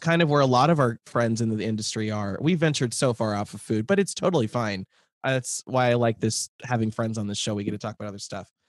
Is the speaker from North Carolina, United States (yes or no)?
no; Lincoln, Nebraska, United States; moved away; I grew up in the near South neighborhood, which is, like, twenty-seventh